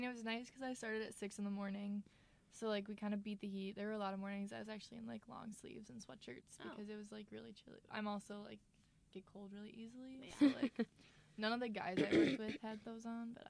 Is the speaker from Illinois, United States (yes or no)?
yes; small town southwest of Chicago, Illinois, United States; I'm from Illinois and I'm not from a Chicago suburb. I'm an hour and a half, like, southwest of Chicago.